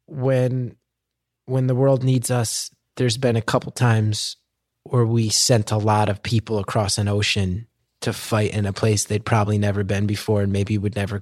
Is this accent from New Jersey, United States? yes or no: yes; New Jersey, United States; I love being from New Jersey